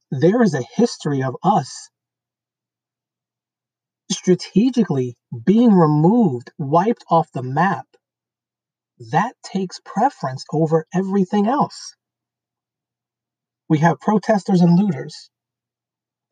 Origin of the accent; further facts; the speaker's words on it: New York City, New York, United States; I grew up in Brooklyn, New York. I grew up in a black section of Brooklyn, New York.